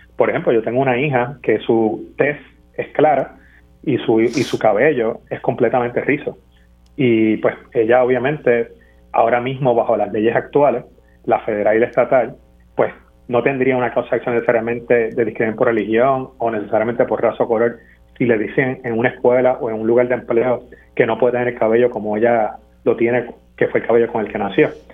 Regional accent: Puerto Rico; como puertorriqueños

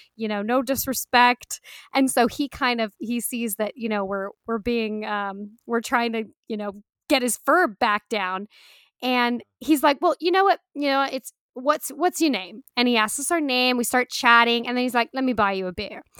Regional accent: United States; we Americans, we're not so obsessed with soccer

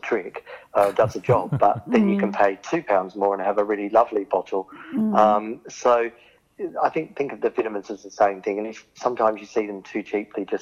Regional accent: Australia; I'm from Oz

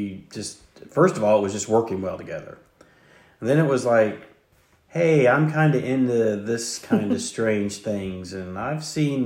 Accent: the South, United States; me saying y'all, you probably figured out we're from the South

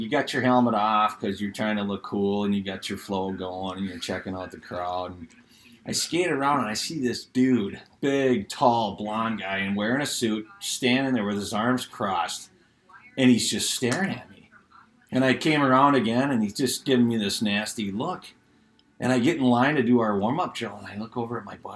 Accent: Roseville, United States; Well, yeah, I played hockey at Roseville High School. Graduated in '88.

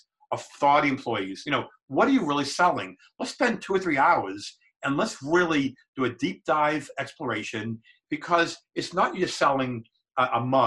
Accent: Boston, Massachusetts, United States; I grew up in Boston. My father was a mechanic

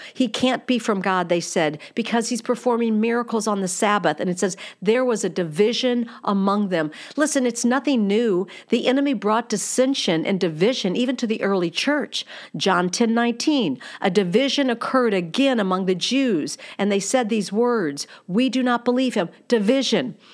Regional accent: United States

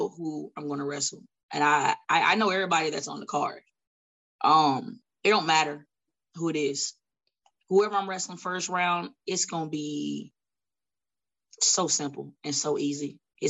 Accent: New York, United States; I'm from Bidaho, New York. So I do what I want.

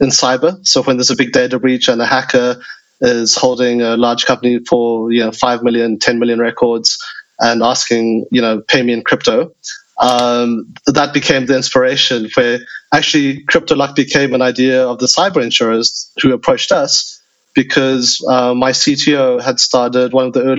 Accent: South Africa; moved away; also born or lived in United States / China; I grew up in South Africa, studied in the US, was one of the first people on fintech in China for 10 years

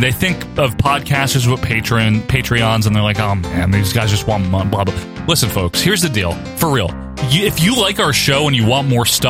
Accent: Arkansas, United States; I'm from Arkansas too.

